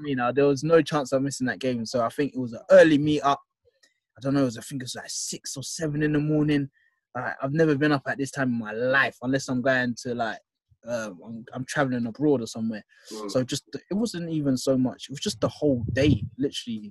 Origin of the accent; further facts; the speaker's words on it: London, United Kingdom; I'm a guy from Southeast London.